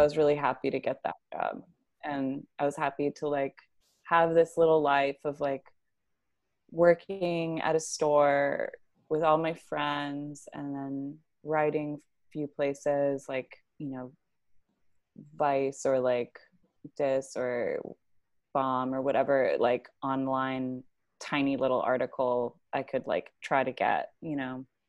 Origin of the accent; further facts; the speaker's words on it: Tucson, Arizona, United States; moved away as an adult; also born or lived in Grand Rapids, Michigan; now in New York, United States; I grew up in Tucson and then partially in Grand Rapids, Michigan